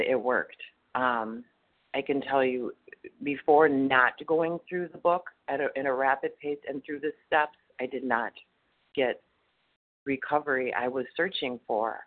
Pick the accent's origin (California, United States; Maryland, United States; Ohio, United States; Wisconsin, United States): Wisconsin, United States; I'm from Wisconsin, and um, I'm actually in Texas